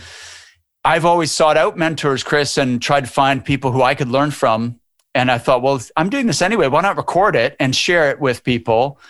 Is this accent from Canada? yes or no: yes; Canada; moved away as an adult; now in Edinburgh, United Kingdom; I'm from Canada originally, but I've lived over here for 23 years.